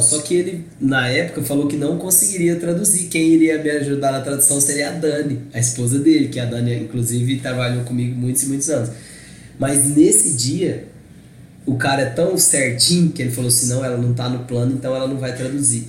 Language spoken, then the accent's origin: Portuguese; Brazil; eu era brasileiro